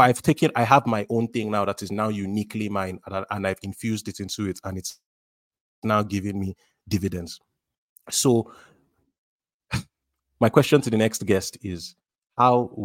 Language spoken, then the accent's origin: English; Nigeria; as a Nigerian, as an African